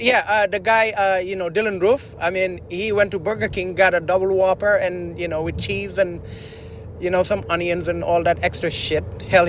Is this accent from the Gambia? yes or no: yes; Gambia; moved away; I'm from a small country in Africa called Gambia.